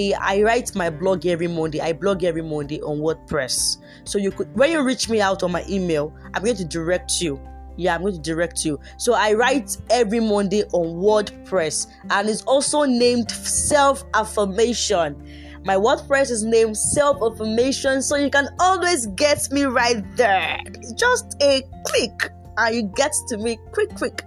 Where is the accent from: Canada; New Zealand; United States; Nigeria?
Nigeria; Yorubaland; I'm a Nigerian and I am Yoruba.